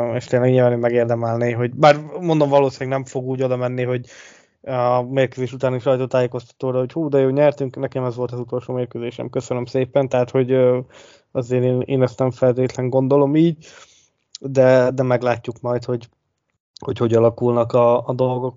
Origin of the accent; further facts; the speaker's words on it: Hungary; hogy le se tagadhatnánk, hogy magyarok vagyunk